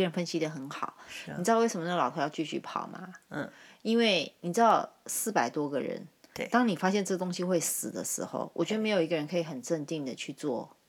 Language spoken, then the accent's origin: Chinese; China; 我们中国人功夫在你们眼里当然是很厉害的